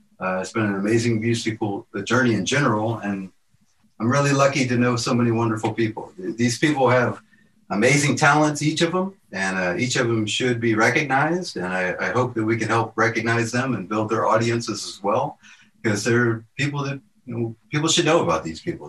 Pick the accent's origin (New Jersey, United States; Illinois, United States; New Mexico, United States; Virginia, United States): Virginia, United States; moved away; I grew up in Virginia, and Virginia was not known much for like college sports when I grew up.